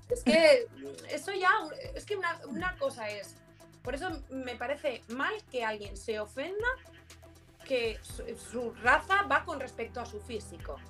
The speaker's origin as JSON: {"language": "Spanish", "country": "Spain", "said": "¿qué pinta tengo yo de española?"}